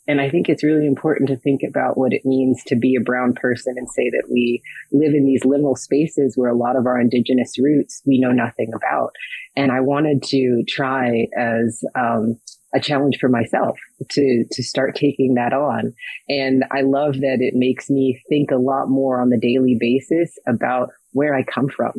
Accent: Minnesota, United States; I was born in Minnesota

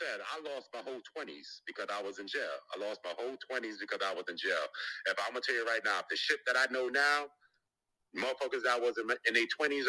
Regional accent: Jamaica; I mean, if you Jamaican, I'm Jamaican.

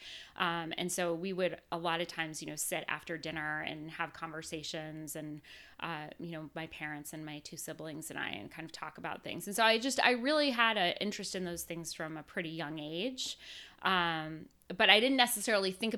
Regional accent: Massachusetts, United States; moved away; also born or lived in Washington, D.C.; I grew up in Massachusetts

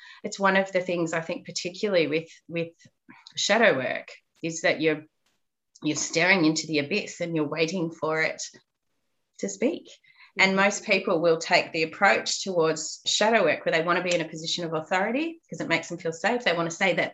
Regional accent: Australia; I went through school at a time where we were taught next to nothing about the truth of what happened to our Indigenous Aboriginal population

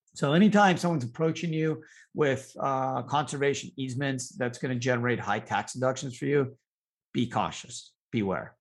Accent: Canada; now in United States; I grew up in Canada

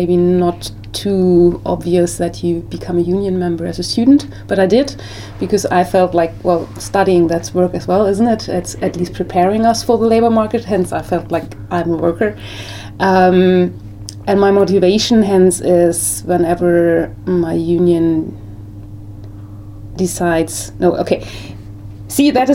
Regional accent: Germany; moved away as an adult; now in United Kingdom; I came here 3 years ago. I'm from Germany originally

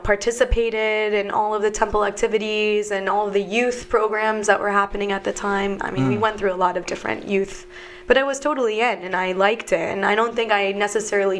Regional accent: New Jersey, United States; I grew up in New Jersey

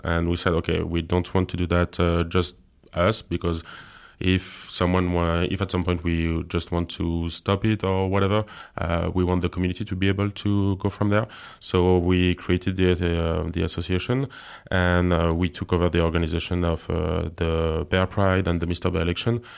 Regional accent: France; English is a second language; moved away as an adult; now in Luxembourg; I'm from France, and I'm living in Luxembourg

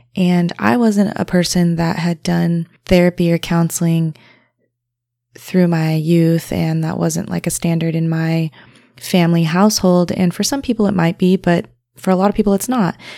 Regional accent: Hailey, Idaho, United States; about an hour to two hours away from Sun Valley, Haley area, which is where I was raised

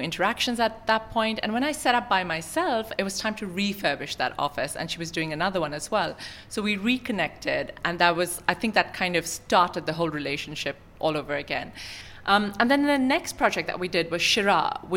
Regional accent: Sharjah, United Arab Emirates; I grew up in Sharjah. It's my home in many ways.

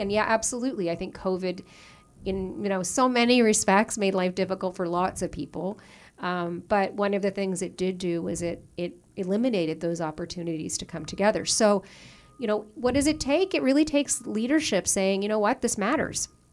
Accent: Newfoundland and Labrador, Canada; moved away as an adult; also born or lived in Ontario; now in Toronto, Canada; I was born and raised in Newfoundland, in, uh, just outside Saint John's, in a town called Loki Bay

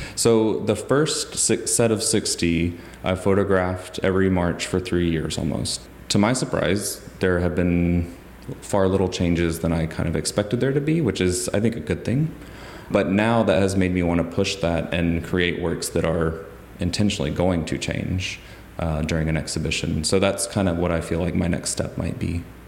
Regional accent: Huntsville, Alabama, United States; moved away as an adult; also born or lived in Philadelphia / Maine; now in Athens, Georgia, United States; I grew up in Huntsville, Alabama, which is known as the Rocket City

